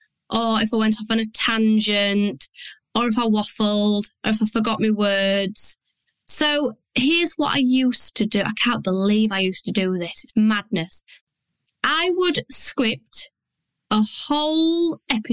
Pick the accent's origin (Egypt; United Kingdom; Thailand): United Kingdom; Yorkshire and the Humber; I'm from Yorkshire. I do not talk how I write.